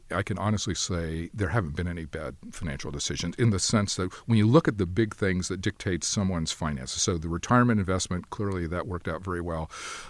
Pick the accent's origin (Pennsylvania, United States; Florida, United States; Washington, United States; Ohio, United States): Ohio, United States; my mother worked at the university, Miami University of Ohio, where I grew up, because I grew up outside of Cincinnati.